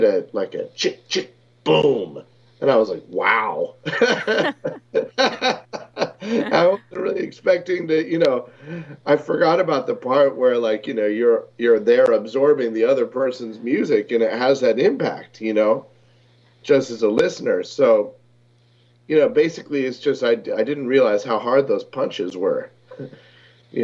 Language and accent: English; Maine, United States; growing up in Maine